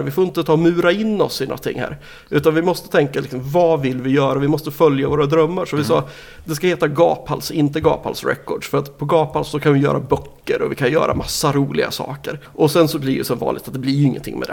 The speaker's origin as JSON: {"language": "Swedish", "town": "Nyköping", "region": "Södermanland", "country": "Sweden", "also_born_or_lived": "Umeå", "moved": "yes", "lives_now": "Linköping, Sweden", "said": "jag kommer ju ursprungligen från Nyköping"}